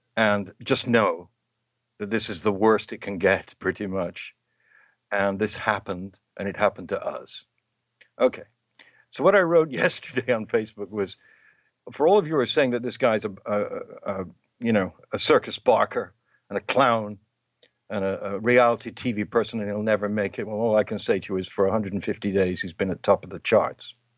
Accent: England, United Kingdom; moved away; in my home country, in England

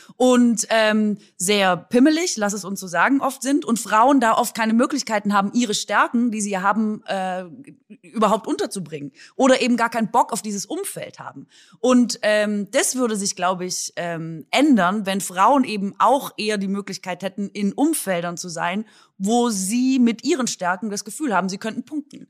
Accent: Swabia, Baden-Württemberg, Germany; an meine Heimat erinnert mich, also Linsen und Spätzle ist natürlich unser Vorzeigegericht

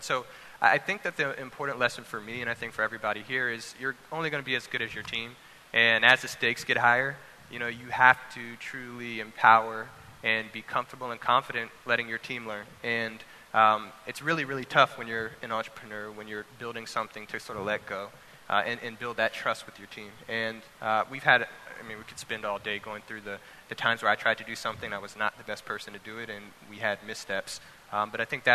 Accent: Louisiana, United States; moved away; growing up, you know, I'm from Louisiana originally

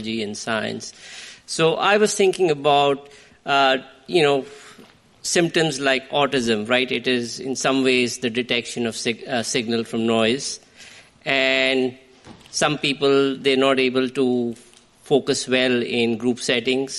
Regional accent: India; moved away as an adult; I come from India

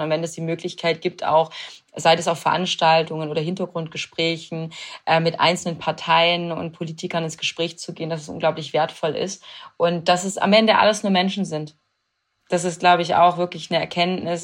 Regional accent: Swabia, Baden-Württemberg, Germany; ich bin wirklich heimatverbunden und ich liebe, ich liebe äh, das Schwabenländle

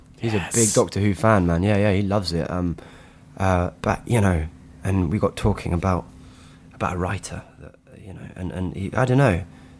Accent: United Kingdom; because I guess as a British person, you go, whoa, that's something that we made

